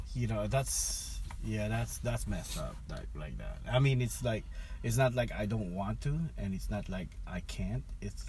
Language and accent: English; Philippines; moved away as an adult; now in California, United States; my dad's side, I grew up there in the Philippines, but my mom's side is here.